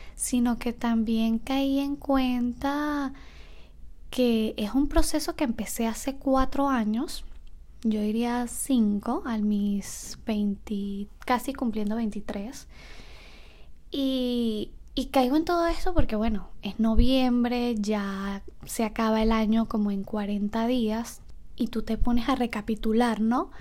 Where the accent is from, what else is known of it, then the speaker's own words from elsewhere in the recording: Margarita, Nueva Esparta, Venezuela; moved away as an adult; also born or lived in Mérida, Venezuela; soy de Venezuela, vivía en Mérida, pero mi ciudad natal es Nueva Esparta, Margarita la Costa.